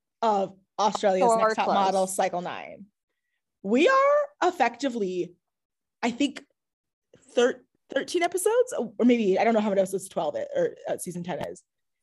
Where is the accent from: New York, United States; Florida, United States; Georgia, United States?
New York, United States; you know, as a New Yorker, especially, I'm about